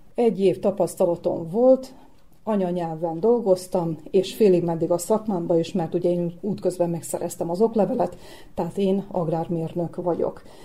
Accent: Novi Sad, Vojvodina, Serbia; first language Hungarian; pici korom óta úgymond bejártam az Újvidéki Rádió szerkesztőségébe

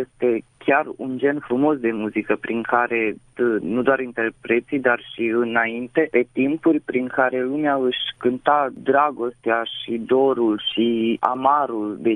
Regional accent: Sânmihai, Romania; sunt din Sân Mihai, am 26 de ani și în prezent mă ocup de ansamblu Casa Tineretului.

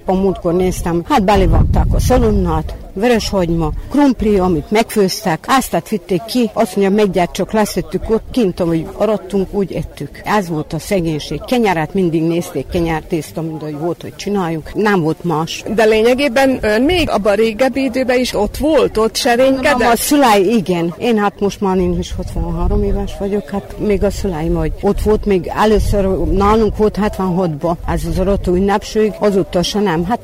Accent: Skorenovac, Vojvodina, Serbia

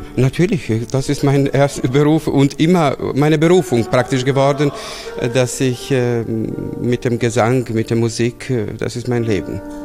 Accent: Bela Crkva, Vojvodina, Serbia; moved away as an adult; also born or lived in Novi Sad, Serbia / Belgrade, Serbia; now in Augsburg, Germany; Ich bin in Weißkirchen geboren, aufgewachsen, in Novi Sad studiert.

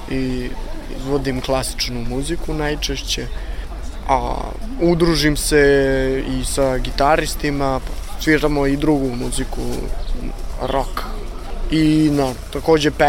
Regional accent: Zaječar, Zaječar District, Serbia; now in Novi Sad, Serbia; Rodom sam iz Zaječara, preselio sam se u Novi Sad da živim

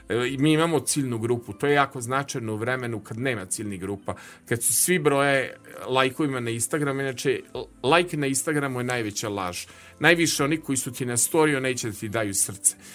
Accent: Novi Sad, Vojvodina, Serbia; bio sam najkovrđaviji, najmršaviji čovek na detelinari

